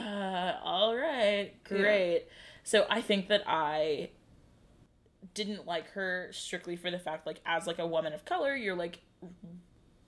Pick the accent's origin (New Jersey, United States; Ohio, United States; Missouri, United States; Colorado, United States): Ohio, United States; Cleveland; now in Charleston, United States; I'm from Cleveland